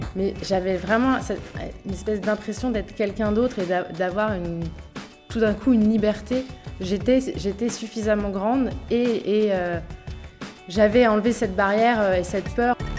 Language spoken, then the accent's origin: French; Paris, Île-de-France, France; moved away as an adult; now in Bali, Indonesia; j'ai grandi à Montmartre. Je suis un pur produit de Montmartre.